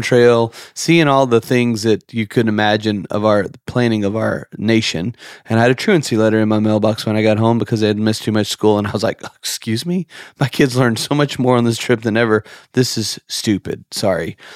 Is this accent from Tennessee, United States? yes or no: yes; outside of Memphis, Tennessee, United States; moved away as an adult; also born or lived in Nashville, Tennessee / Miramar Beach, Florida; now in Santa Rosa Beach, United States; we grew up outside of Memphis, lived in Nashville